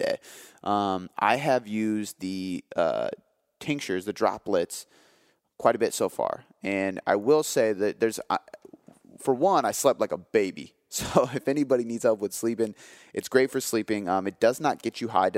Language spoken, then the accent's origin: English; Seattle, Washington, United States; I am from Seattle